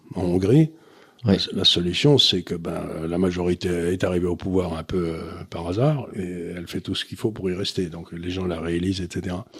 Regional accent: Amiens, Hauts-de-France, France; quand j'étais gamin à Amiens

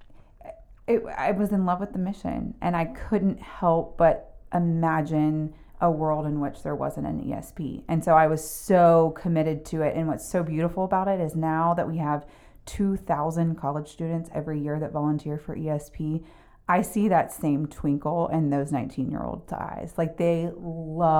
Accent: Atlanta, Georgia, United States; also born or lived in Watkinsville, Georgia; I'm from Atlanta

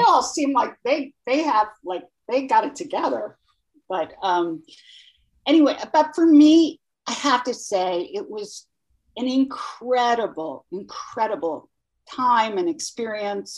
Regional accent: Long Island, New York, United States; I grew up in Long Island

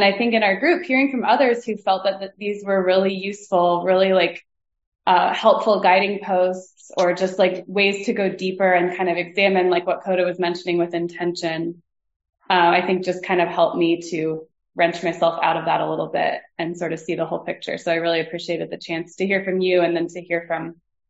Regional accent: United States; I was born in America.

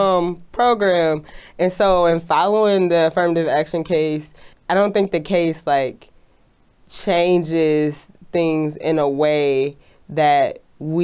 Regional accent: Detroit, Michigan, United States; I'm from Detroit, Michigan, which is a company town

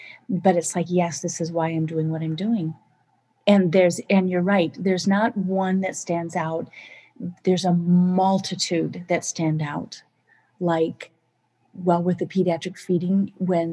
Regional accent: Minnesota, United States; I come from Minnesota where we have fish and release

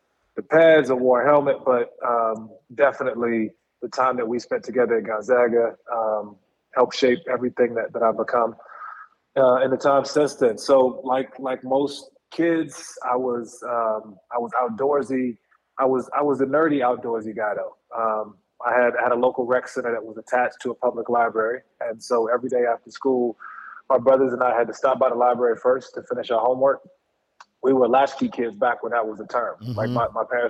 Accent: Washington, District of Columbia, United States; now in Los Angeles, United States; I grew up in Northeast D.C.

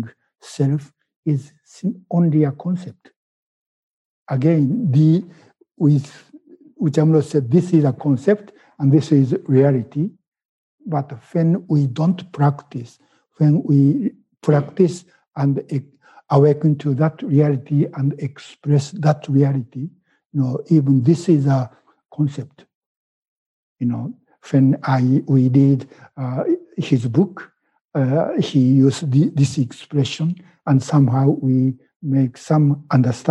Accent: Japan; first language Japanese; English is a second language; moved away as an adult; now in United States; my thinking is still in Japanese, because I was born in Japan and I was educated in Japanese school system.

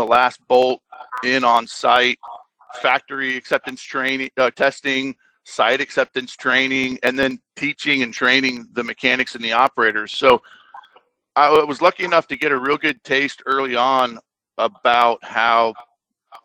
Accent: Orlando, Florida, United States; I was born and raised in Orlando, Florida

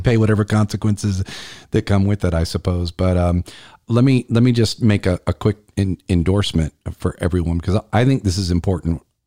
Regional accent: Columbia, South Carolina, United States; it's right here in my hometown of Columbia

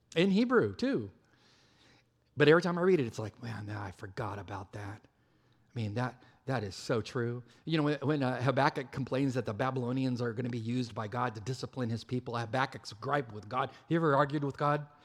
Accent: California, United States; moved away; I am from California

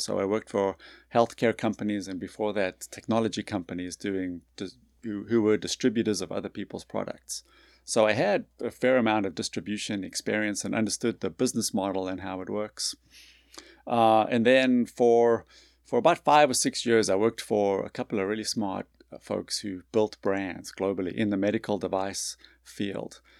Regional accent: South Africa; moved away as an adult; also born or lived in North Carolina / New York City / Boston / Long Island, New York; now in Birmingham, United States; I grew up in South Africa

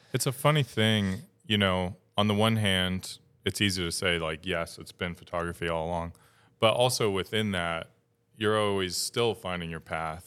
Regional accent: Upstate New York, United States; moved away as an adult; now in Maine, United States; Upstate New York

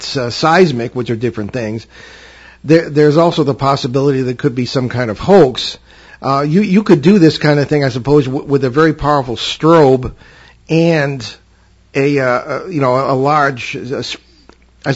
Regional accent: Connecticut, United States; I grew up in Connecticut, near the central part of the state

